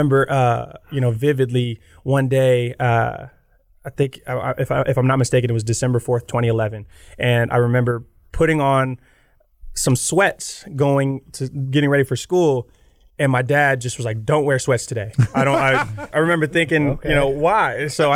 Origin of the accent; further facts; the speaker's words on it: the South, United States; You know, growing up in the South, it's all the SEC powerhouses